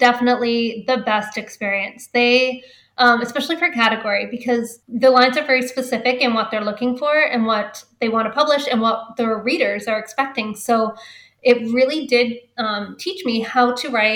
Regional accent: Canada; since I'm Canadian

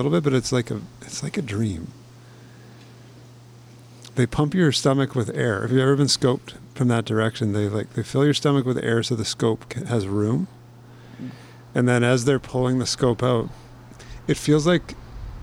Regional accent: Calgary, Alberta, Canada; growing up in Calgary

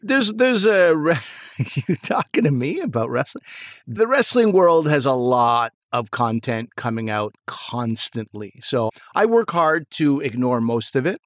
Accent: Pakistan; moved away; I'm still a Pakistani, and I have, you know, been there

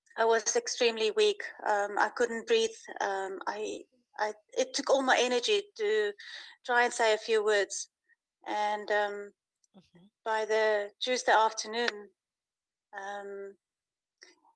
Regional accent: South Africa; now in Uruguay; I'm from South Africa, but living currently in Uruguay

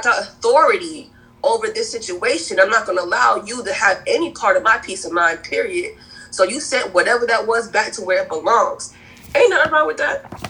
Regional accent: Providence, Rhode Island, United States; also born or lived in Cape Verde; now in South Carolina, United States; I'm originally from Providence, Rhode Island. My family's from the Cape Verdean Islands, but I found my home and my peace in South Carolina.

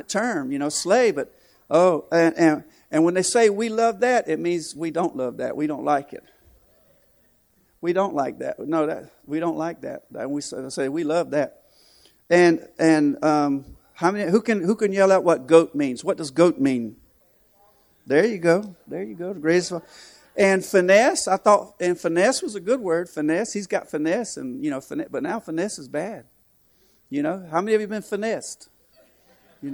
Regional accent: Florence, South Carolina, United States; moved away as an adult; now in Nicaragua; I'm from Florence, South Carolina

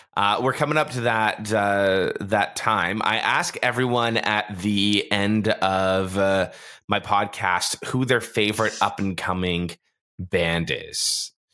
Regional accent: Toronto, Ontario, Canada; I grew up in Toronto

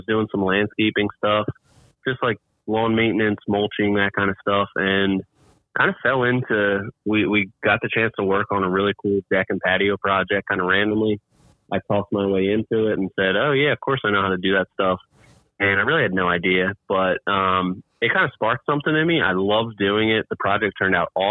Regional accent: New Jersey, United States; I am from Jersey, New Jersey, right outside of Philadelphia, though. So I'm a huge Eagles fan and yeah, grew up in South Jersey.

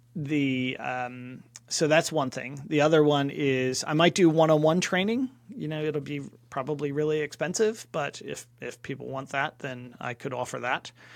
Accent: Philadelphia, Pennsylvania, United States; moved away as an adult; also born or lived in California / Atlanta; now in London, United Kingdom; I grew up in Philadelphia

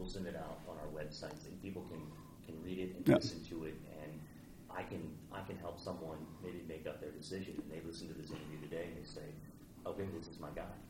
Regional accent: Hagerstown, Maryland, United States; I grew up in Hagerstown.

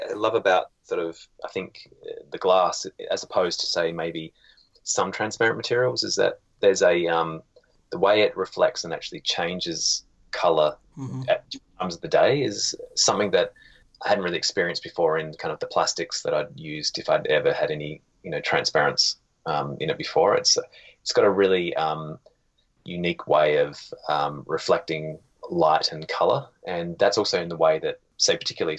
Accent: Australia; now in Canada; I was, 30 years in Australia. And then I just went out, did my most Australian accent just then.

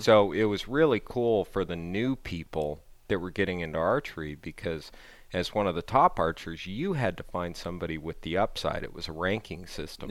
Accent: Southern California, United States; I grew up in Southern California

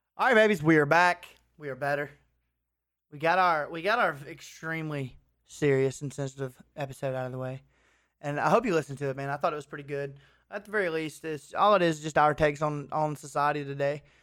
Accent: Clanton, Alabama, United States; my hometown, Clanton

